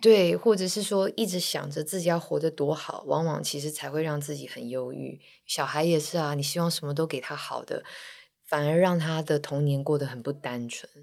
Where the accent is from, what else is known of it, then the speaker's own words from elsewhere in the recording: Taiwan; 以亚洲，尤其是台湾的女孩子来说，我们可能都相信与人为善这件事情